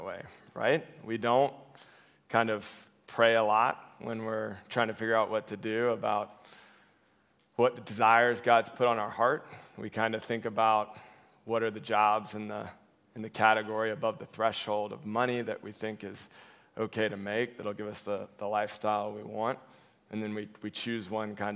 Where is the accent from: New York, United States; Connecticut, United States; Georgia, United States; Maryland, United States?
Georgia, United States; Cobb County; growing up in Cobb County